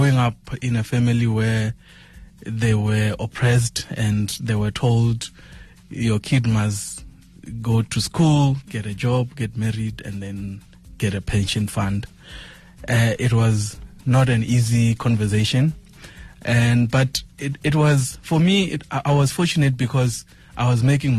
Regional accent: Venda, Limpopo, South Africa; moved away as an adult; also born or lived in Cape Town; Venda, primary, secondary, and tertiary

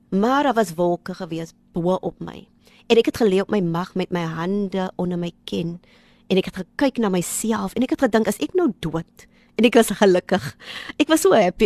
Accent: Kraaifontein, Western Cape, South Africa; Ons is eintlik van Kraaifontein

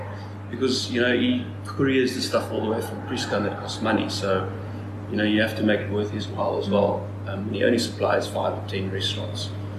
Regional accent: Strand, Western Cape, South Africa; Yes, school there, and then ICA was just over the hill in Stellenbosch.

